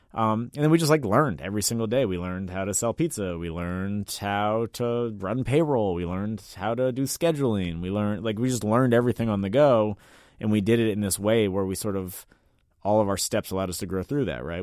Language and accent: English; Washington, District of Columbia, United States; I'm from D C, born and raised in Mount Pleasant